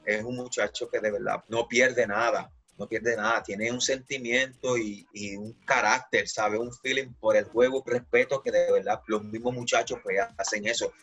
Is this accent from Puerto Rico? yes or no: yes; Puerto Rico; now in Nicaragua; uno como boricua